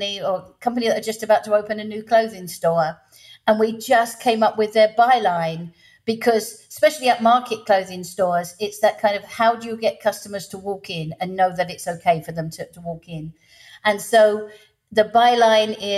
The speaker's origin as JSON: {"language": "English", "region": "England", "country": "United Kingdom", "moved": "as an adult", "lives_now": "Louisiana, United States", "said": "I'm English, living in the States"}